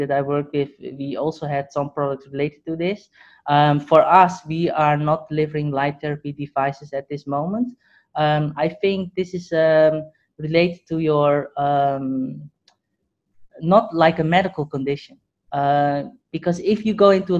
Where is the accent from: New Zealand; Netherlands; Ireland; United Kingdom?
Netherlands; moved away; also born or lived in Hong Kong; I grew up in the Netherlands.